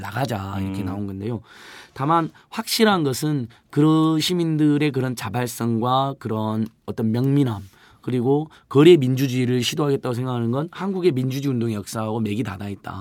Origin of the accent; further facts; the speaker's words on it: Hwasun, South Jeolla, South Korea; moved away; 고향이 전남 하순이어가지고